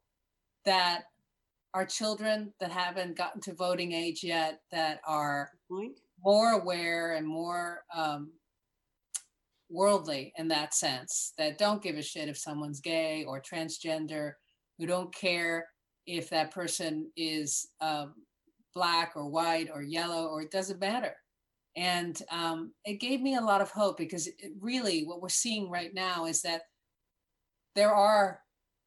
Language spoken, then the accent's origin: English; Miami Beach, Florida, United States; accent: Cuban American; I was born in Miami Beach